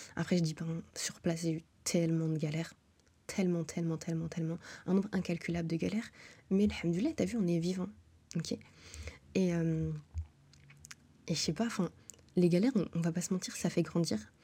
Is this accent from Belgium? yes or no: yes; Brussels, Brussels-Capital Region, Belgium; moved away as an adult; also born or lived in Montreal, Canada; Depuis que je suis née, je suis à Bruxelles